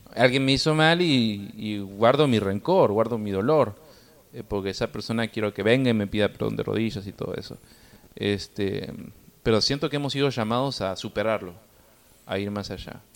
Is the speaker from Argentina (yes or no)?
yes; Argentina; como los argentinos estamos tan acostumbrados, de bebé tomamos mates